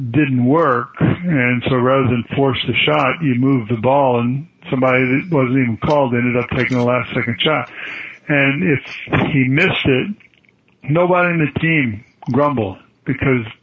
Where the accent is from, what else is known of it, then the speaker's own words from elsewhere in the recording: a little town south of St. Louis, Missouri, United States; the town I grew up in St. Louis. That's in south of St. Louis, that little town